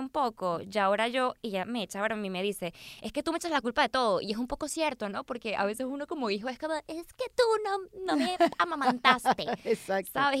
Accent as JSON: {"language": "Spanish", "town": "Caracas", "region": "Capital District", "country": "Venezuela", "moved": "as an adult", "lives_now": "Los Angeles, United States", "said": "Caracas es la mejor ciudad del planeta. O sea, yo, esta es mi casa"}